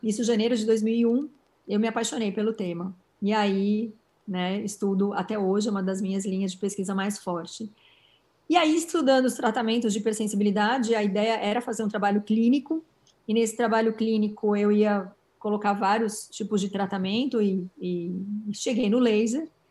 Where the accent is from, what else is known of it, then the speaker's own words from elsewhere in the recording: São Paulo, Brazil; Sou paulistana